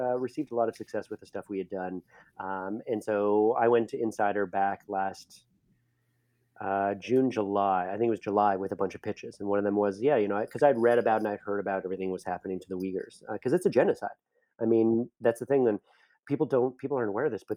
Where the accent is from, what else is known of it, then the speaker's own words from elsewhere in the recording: Canada; I'm Canadian, so I say project.